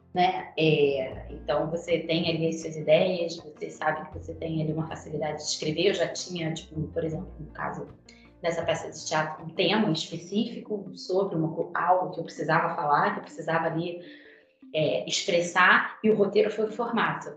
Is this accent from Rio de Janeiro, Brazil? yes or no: yes; Petrópolis, Rio de Janeiro, Brazil; eu sou de Petrópolis, que é a serra, né, fluminense. É, minha família é de lá, fui nascida e criada